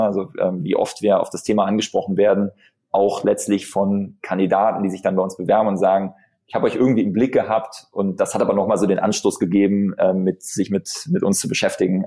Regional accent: Bonn, North Rhine-Westphalia, Germany; ich bin Bonner, ja. Mhm. Ich bin in Bonn geboren hier

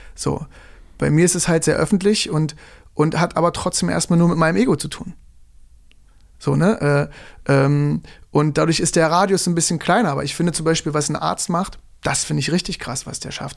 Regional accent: Germany

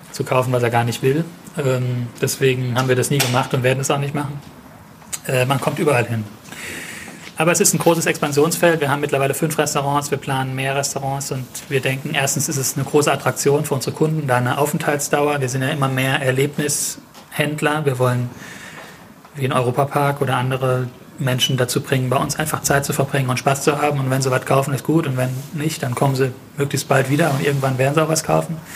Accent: Mannheim, Baden-Württemberg, Germany; wir sind Mannheimer und wir fühlen uns in Mannheim sehr wohl und wir sind in Mannheim sehr stark vernetzt.

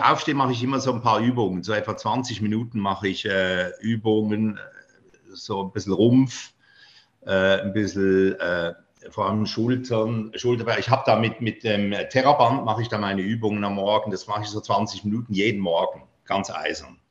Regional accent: Basel, Basel-Stadt, Switzerland; moved away; nach Basel mit denen in meine Heimatstadt

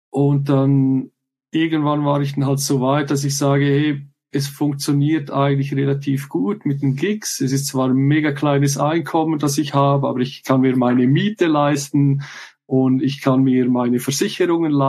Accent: Switzerland; ich weiß zwar so als Schweizer, es gibt ja häufig so Leute, die mögen so das nationale Produkt, sage ich mal.

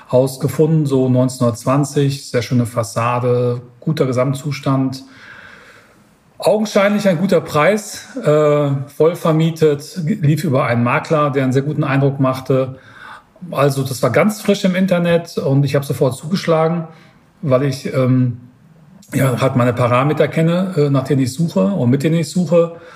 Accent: Münster, North Rhine-Westphalia, Germany; Ich sitze ja hier in, in Niederbayern und ich komme ursprünglich aus Münster.

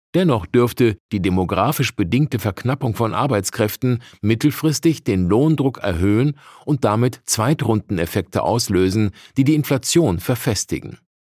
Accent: Germany; Bei uns in Deutschland

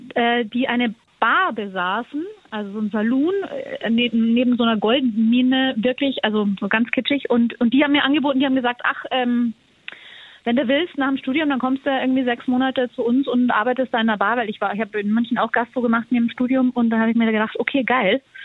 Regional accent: Austria; ich bin ja Österreicherin

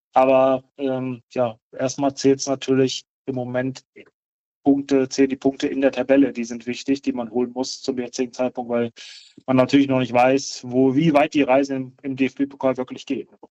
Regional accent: Braunschweig, Lower Saxony, Germany; ich äh, gebürtiger Braunschweiger bin

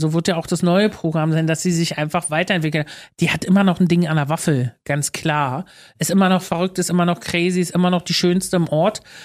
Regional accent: Luckenwalde, Brandenburg, Germany; moved away as an adult; now in Berlin, Germany; Luckenwalde groß geworden, fahre ich immer noch hin, ist mein Zuhause. Berlin, also äh, Luckenwalde ist meine Heimat und Berlin ist mein Zuhause

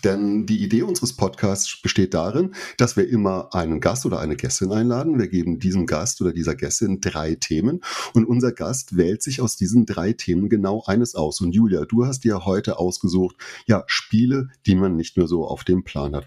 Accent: Saarland, Germany; aus dem Saarland

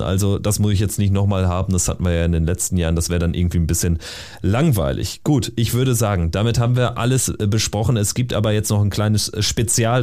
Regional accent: North Rhine-Westphalia, Germany; durch meine Heimat

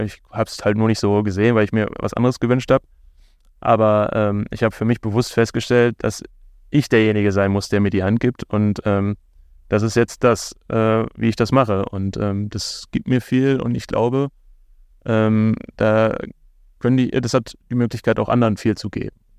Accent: Bochum, North Rhine-Westphalia, Germany; mir als Bochumer ganz wichtig, dass man auch ein bisschen über die tollen Menschen in meiner Heimatstadt äh, lernt

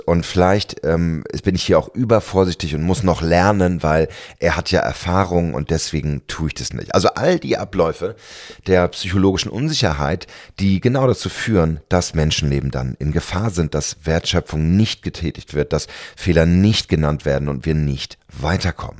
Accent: Berlin, Germany; als Berliner

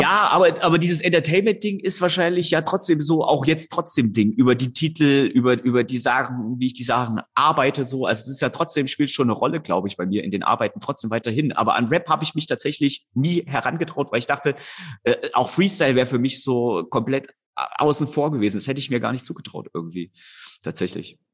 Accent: Erfurt, Thuringia, Germany; ich komme aus Erfurt

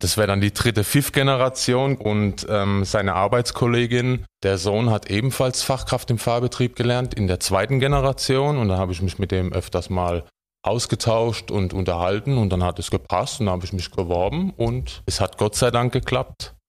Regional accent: Heidelberg, Baden-Württemberg, Germany; als äh, Heidelberger, Badener

